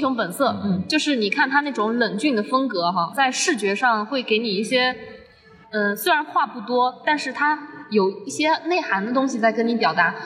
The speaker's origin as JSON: {"language": "Chinese", "region": "Zhejiang", "country": "China", "said": "我来自浙江"}